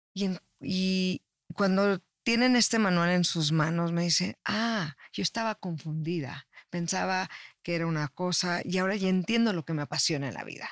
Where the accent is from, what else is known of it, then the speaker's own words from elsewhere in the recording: Mexico; also born or lived in Tijuana; yo soy originaria de México, estaba viviendo en Tijuana, luego me vine para acá